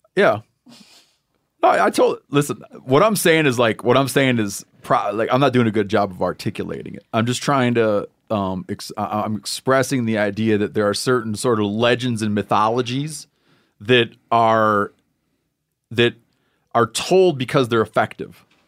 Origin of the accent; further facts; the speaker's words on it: Muskegon County, Michigan, United States; I grew up in Muskegon County